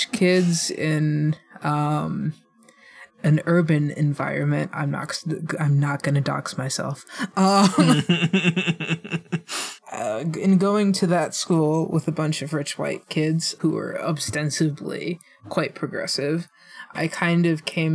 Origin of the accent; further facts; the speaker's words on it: Illinois, United States; I'm from Illinois